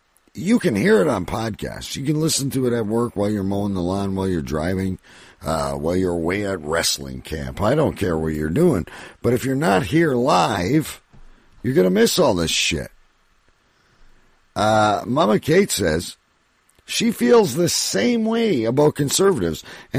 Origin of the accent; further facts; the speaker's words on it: Canada; as a Canadian